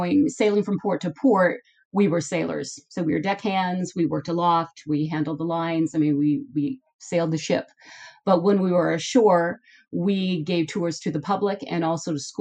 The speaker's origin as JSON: {"language": "English", "town": "Phoenix", "region": "Arizona", "country": "United States", "tie": "born or raised there", "said": "I actually grew up in the desert. So I was born and raised in Phoenix, Arizona."}